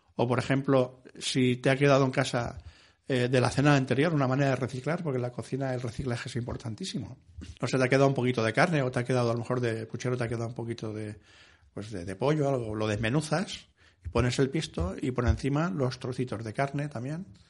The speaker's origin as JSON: {"language": "Spanish", "town": "Ciudad Real", "region": "Castilla-La Mancha", "country": "Spain", "tie": "born or raised there", "said": "mi pueblo, en Ciudad Real"}